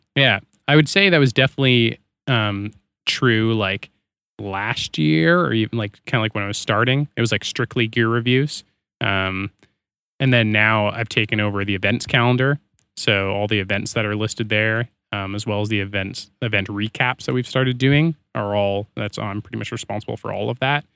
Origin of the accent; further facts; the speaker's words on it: Canada; I'm Canadian.